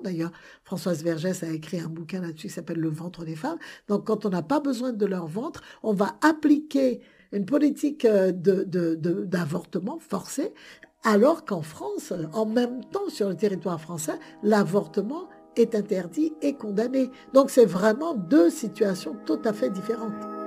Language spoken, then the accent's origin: French; Guadeloupe; je suis guadeloupéenne, la Guadeloupe, c'est censé être un département français